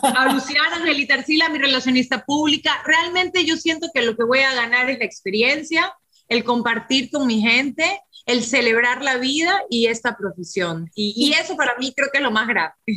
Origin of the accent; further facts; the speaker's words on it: Ecuador; pensé en mi país